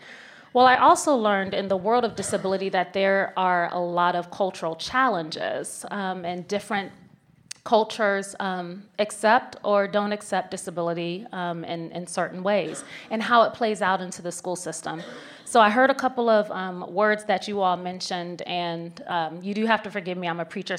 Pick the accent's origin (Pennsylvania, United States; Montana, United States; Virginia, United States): Virginia, United States; Where are you from? Tell me. I'm from Virginia.